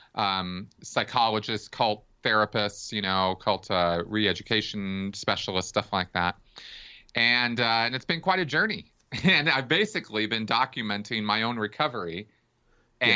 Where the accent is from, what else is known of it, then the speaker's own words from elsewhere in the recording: Pasadena, California, United States; I grew up in Pasadena, California